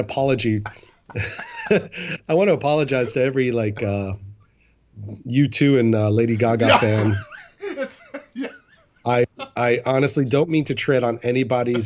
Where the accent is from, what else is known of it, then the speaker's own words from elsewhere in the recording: Rockland County, New York, United States; moved away as an adult; also born or lived in Florida; I was in Rockland County, where I grew up in New York